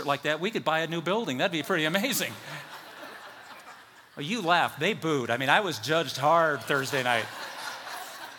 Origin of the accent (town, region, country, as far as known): United States